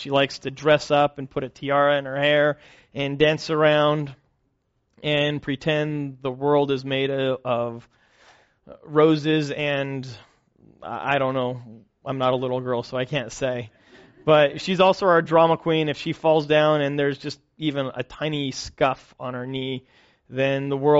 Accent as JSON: {"language": "English", "country": "Kenya", "tie": "born or raised there", "said": "We're both missionary kids. I grew up in Kenya."}